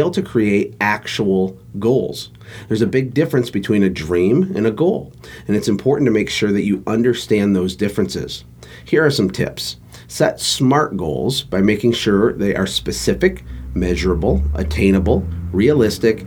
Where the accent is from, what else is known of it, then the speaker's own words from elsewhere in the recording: Flint, Michigan, United States; I was born in Flint, Michigan to a lower middle class working family